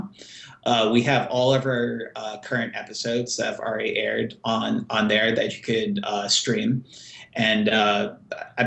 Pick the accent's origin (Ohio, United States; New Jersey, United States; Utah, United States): New Jersey, United States; Jersey City; host a weekly TV show in my hometown of Jersey City, New Jersey